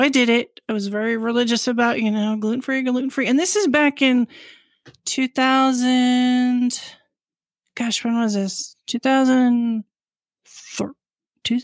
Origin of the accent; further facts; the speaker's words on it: New York, United States; now in Washington, D.C., United States; I'm originally from New York